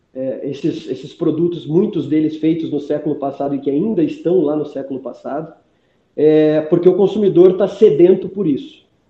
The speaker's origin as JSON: {"language": "Portuguese", "town": "Curitiba", "region": "Paraná", "country": "Brazil", "said": "sou curitibano"}